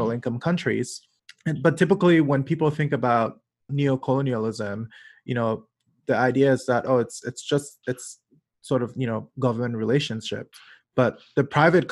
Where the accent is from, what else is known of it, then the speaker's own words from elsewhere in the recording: Cameroon; I grew up in Cameroon